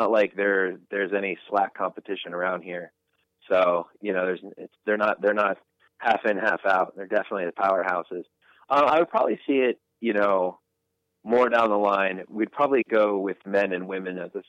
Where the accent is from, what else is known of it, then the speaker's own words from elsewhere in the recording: New Jersey, United States; moved away as an adult; also born or lived in Boston; now in North Carolina, United States; I'm from New Jersey